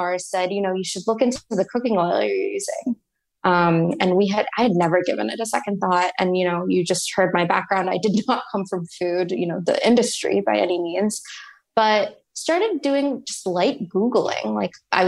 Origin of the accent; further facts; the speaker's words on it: Texas, United States; moved away as an adult; also born or lived in New York; I grew up in Texas, moved to New York, finished up undergrad at NYU